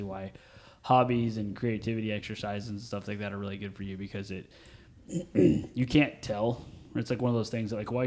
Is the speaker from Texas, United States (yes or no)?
yes; Texas, United States; I'm from Texas